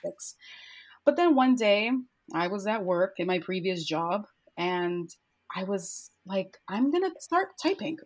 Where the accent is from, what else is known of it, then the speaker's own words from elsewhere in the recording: New York City, New York, United States; born and raised in Bushwick in Brooklyn, New York